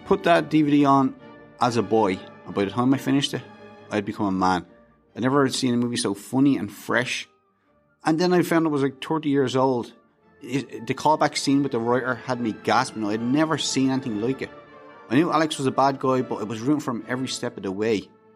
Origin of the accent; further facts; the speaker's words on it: Dublin, Leinster, Ireland; I grew up in Dublin, Ireland